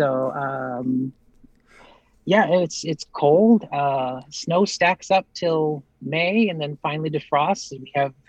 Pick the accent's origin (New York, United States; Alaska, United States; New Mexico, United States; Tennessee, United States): Alaska, United States; I grew up in Alaska.